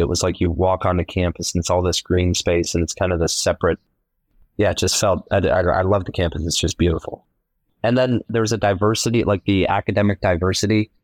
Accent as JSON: {"language": "English", "town": "Columbus", "region": "Ohio", "country": "United States", "tie": "born or raised there", "said": "I was born in Columbus, Ohio"}